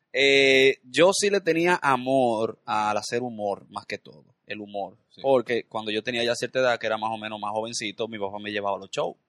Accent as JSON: {"language": "Spanish", "country": "Dominican Republic", "tie": "born or raised there", "said": "yo nací, y me crié en la Independencia"}